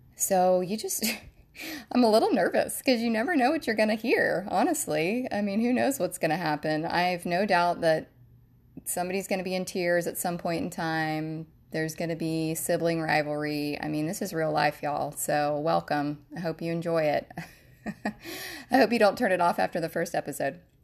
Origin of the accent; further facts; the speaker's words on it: Jacksonville, Florida, United States; I was born and raised in Jacksonville, Florida. That is where my husband and I are currently living now